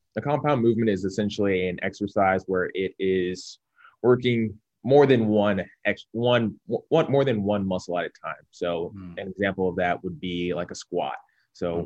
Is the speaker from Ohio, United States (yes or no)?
yes; Cincinnati, Ohio, United States; I'm from Cincinnati, born and raised